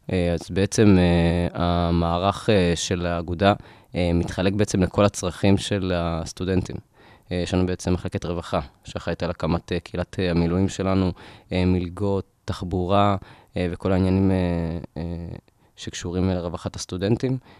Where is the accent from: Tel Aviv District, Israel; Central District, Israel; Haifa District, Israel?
Central District, Israel; Rishon LeZion; moved away as an adult; now in Ramat Gan, Israel; אני מראשון